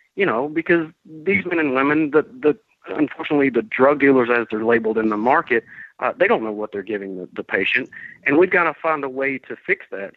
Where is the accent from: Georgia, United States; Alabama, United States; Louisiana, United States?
Georgia, United States; also born or lived in Vermont; I came back to Georgia because I wanted to take this fight um, back to my home state where I'm from